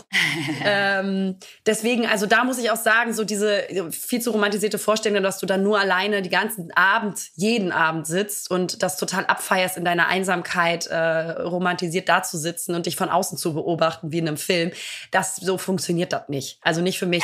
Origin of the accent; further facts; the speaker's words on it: Italy; als Italienerin